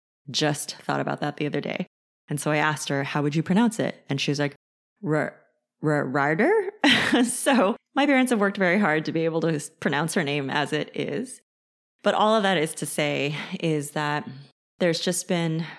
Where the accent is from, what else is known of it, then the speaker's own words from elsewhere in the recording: California, United States; I was raised in California.